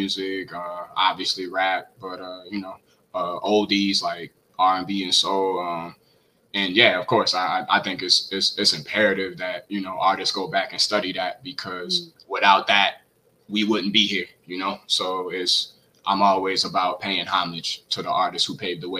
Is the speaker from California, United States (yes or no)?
no; New Orleans, Louisiana, United States; my roots growing up in New Orleans